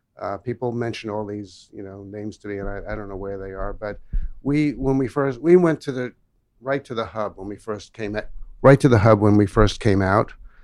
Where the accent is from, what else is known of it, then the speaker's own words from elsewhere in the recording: New York City, New York, United States; moved away as an adult; also born or lived in Manhattan; now in Pasadena, United States; I'm born in born here in Manhattan, lived grew up in Brooklyn.